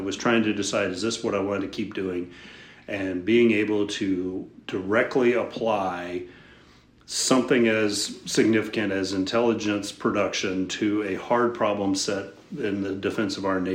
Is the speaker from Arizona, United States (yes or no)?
no; Houston, Texas, United States; I grew up in Houston, Texas, at least the Houston area